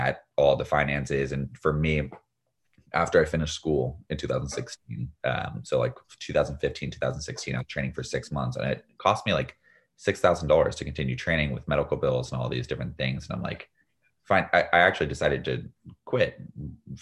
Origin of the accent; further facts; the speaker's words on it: Northern California, United States; growing up in Northern California